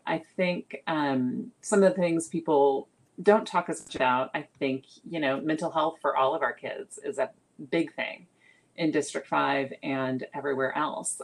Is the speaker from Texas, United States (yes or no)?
yes; San Antonio, Texas, United States; also born or lived in New York; now in Austin, United States; I grew up mostly in San Antonio. I moved there when I was six. Uh, so San Antonio is my home, um, childhood home